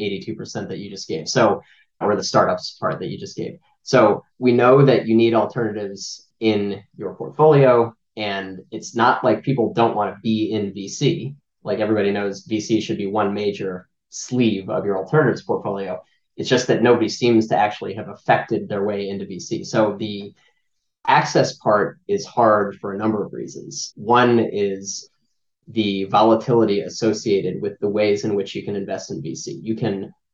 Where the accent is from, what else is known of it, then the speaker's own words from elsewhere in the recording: Miami, Florida, United States; moved away as an adult; also born or lived in Manhattan, New York; now in Weston, United States; I am from Miami originally